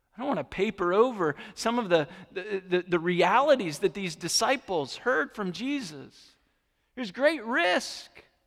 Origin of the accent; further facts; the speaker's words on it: Norwich, Vermont, United States; moved away; Norwich, Vermont, which is the town that I grew up in.